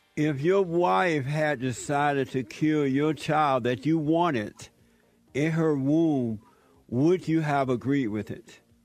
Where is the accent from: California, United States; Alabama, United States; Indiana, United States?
Alabama, United States; I grew up in Alabama